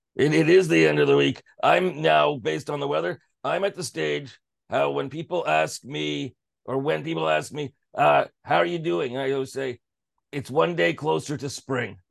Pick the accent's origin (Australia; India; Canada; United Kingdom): Canada; as a Canadian